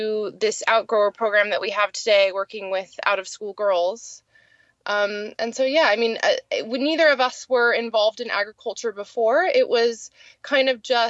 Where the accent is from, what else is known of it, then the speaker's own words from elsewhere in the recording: California, United States; moved away as an adult; also born or lived in Kampala, Uganda; now in Fort Portal, Uganda; I'm actually from California, and I came out to Uganda in 2010